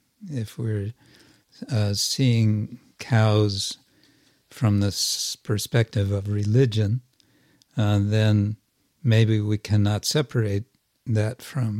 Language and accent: English; India; Because they're Indian. and I'm Indian